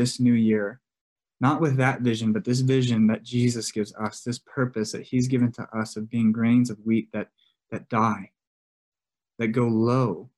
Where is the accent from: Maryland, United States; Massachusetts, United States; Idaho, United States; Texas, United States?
Texas, United States; now in New Mexico, United States; I grew up in Texas.